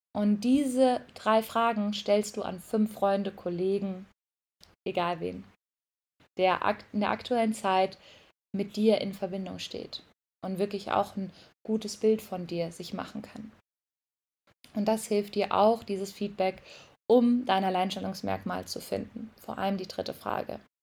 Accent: Mainz, Rhineland-Palatinate, Germany; now in Bali, Indonesia; Ich komme übrigens aus Mainz

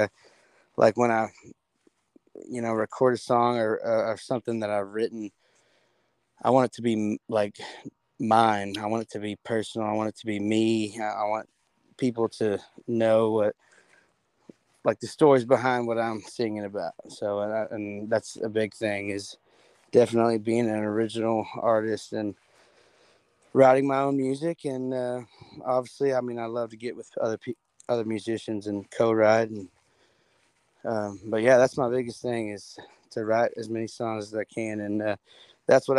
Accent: Cleburne, Texas, United States; I am from Cleburne, Texas, about 45 minutes south of Fort Worth. I graduated high school there

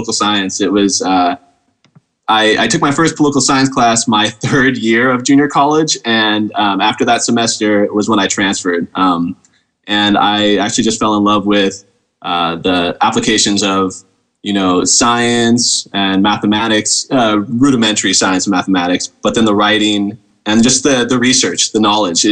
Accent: Novato, California, United States; I grew up in Novato, California

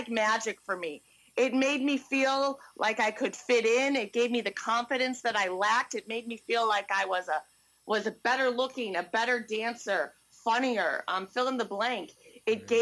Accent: Lake Forest, Illinois, United States; I was born and raised in Lake Forest, Illinois

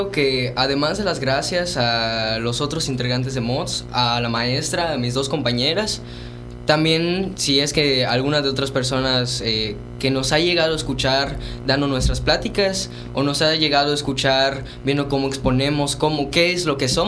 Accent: Yucatán, Mexico; difundir la cultura que tenemos, lo que nos representa como yucatecos.

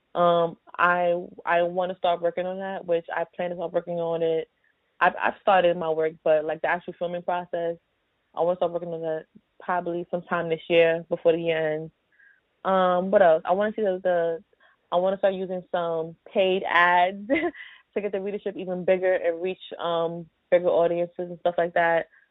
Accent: New York City, New York, United States; I grew up in New York City, I grew up in Brooklyn all my life.

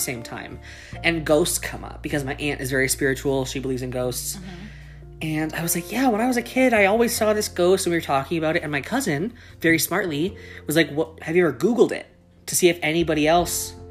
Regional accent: Delta, British Columbia, Canada; I grew up in Tawasin, which is in Delta in Vancouver

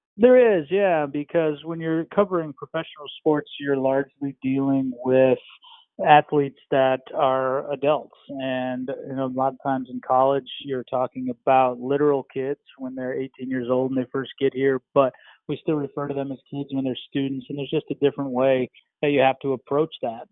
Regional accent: Minnesota, United States; moved away as an adult; also born or lived in Virginia; I'm from the Midwest, grew up in Minnesota

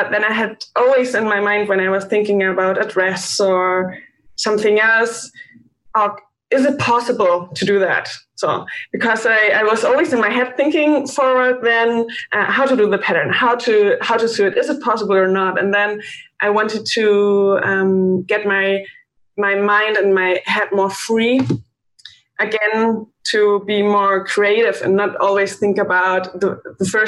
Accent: Bavaria, Germany; English is a second language; moved away as an adult; now in Berlin, Germany; I grew up in Bavaria

